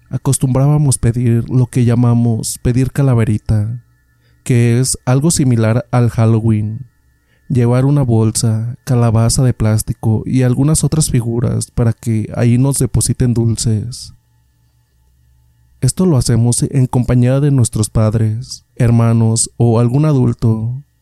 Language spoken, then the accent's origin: Spanish; State of Mexico, Mexico; Esto me ocurrió en el Estado de México, de donde soy originario.